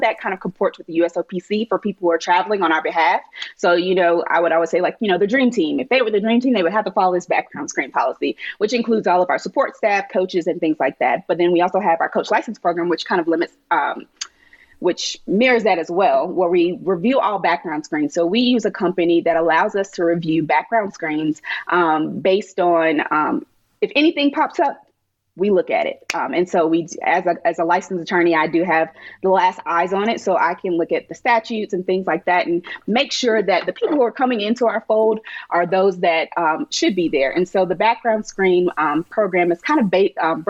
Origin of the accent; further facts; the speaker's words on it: North Carolina, United States; moved away; I'm from North Carolina.